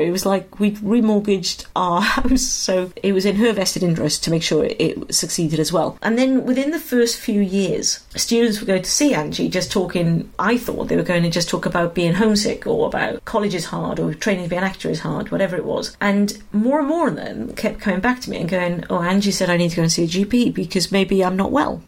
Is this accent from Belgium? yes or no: no; Wales, United Kingdom; moved away as an adult; also born or lived in London; when I was in Wales, and then I moved to London when I was 18, and I became fiercely Welsh.